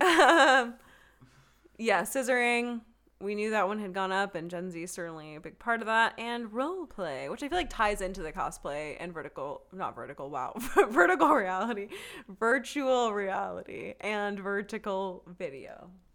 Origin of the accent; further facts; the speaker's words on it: Texas, United States; Texas is staring right at me, and as everyone knows, that's my home state